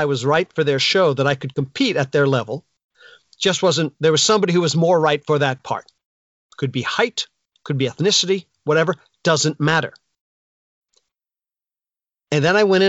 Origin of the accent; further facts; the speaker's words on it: northern New Jersey, United States; now in Jersey Shore, United States; I'm from northern New Jersey